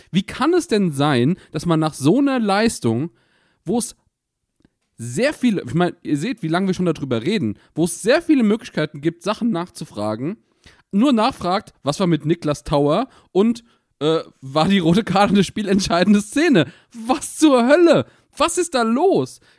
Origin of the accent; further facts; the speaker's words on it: Mainz, Rhineland-Palatinate, Germany; Ich will endlich mal in dieses scheiß Stadion. Als Mainzer, es regt mich komplett auf.